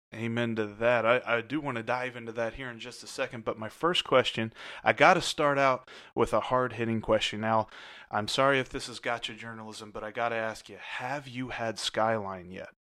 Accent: Cincinnati, Ohio, United States; moved away; also born or lived in Southeast United States; I grew up in Cincinnati, but I also lived all over the Southeast

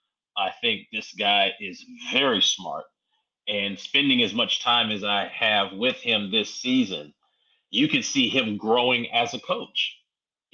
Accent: Winston-Salem, North Carolina, United States; I'm from Winston-Salem

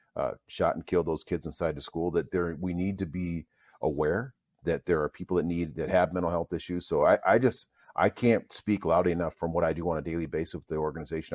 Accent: Minnesota, United States; I grew up here in Minnesota

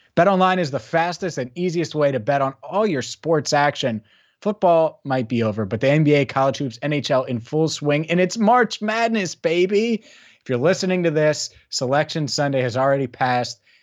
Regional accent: Cincinnati, Ohio, United States; I grew up in Cincinnati.

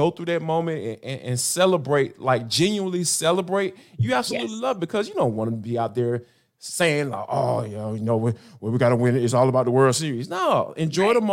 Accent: Atlanta, Georgia, United States; me growing up in Atlanta

